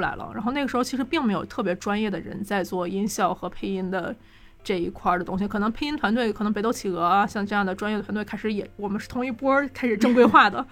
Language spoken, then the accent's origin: Chinese; Northeast China, China; 作为一个东北人